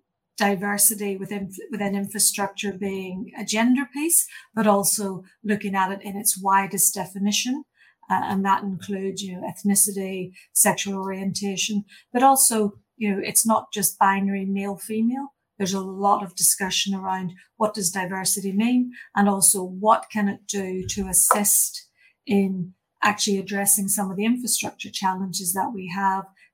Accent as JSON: {"language": "English", "country": "Ireland", "tie": "born or raised there", "also_born_or_lived": "England", "moved": "as an adult", "lives_now": "New Zealand", "said": "you'll hear from my accent and hopefully you'll guess that I'm not originally from Aotearoa. So I started my life back in Ireland"}